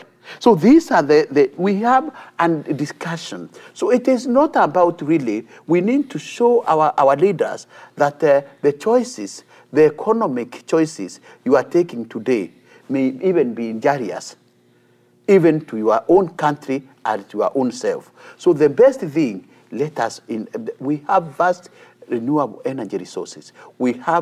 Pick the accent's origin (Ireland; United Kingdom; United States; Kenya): Kenya; as a Kenyan